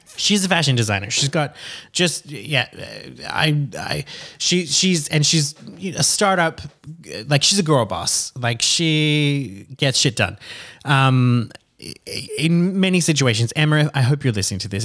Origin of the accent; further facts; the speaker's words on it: Lota, Queensland, Australia; I grew up in Lota, L O T A, in, uh, Queensland, Australia